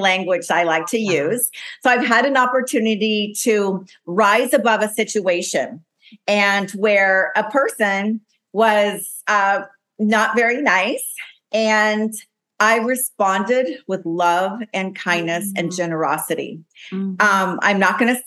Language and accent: English; Las Palmas, Canary Islands, Spain; moved away; my hometown, Las Palmas, Gran Canary